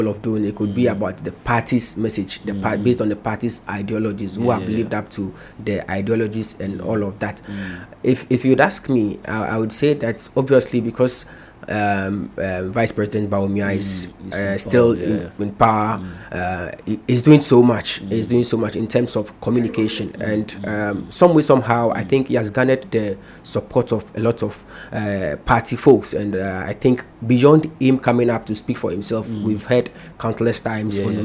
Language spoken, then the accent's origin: English; Ghana; I as a Ghanaian